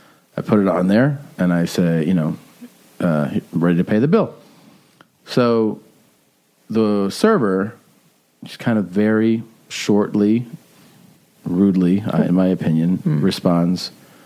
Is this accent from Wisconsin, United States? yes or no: yes; Milwaukee, Wisconsin, United States; this was in Milwaukee, and when I would wake up, you know, we'd spend like Friday night or Saturday night there